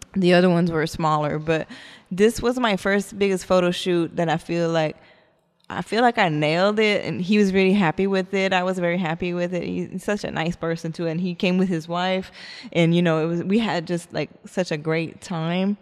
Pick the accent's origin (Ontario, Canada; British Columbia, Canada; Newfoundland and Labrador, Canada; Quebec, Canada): Quebec, Canada; Montreal; now in Texas, United States; I am French Canadian. I'm from Montreal